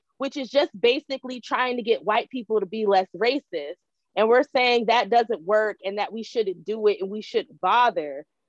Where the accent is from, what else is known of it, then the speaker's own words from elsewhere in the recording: United States; I'm an American.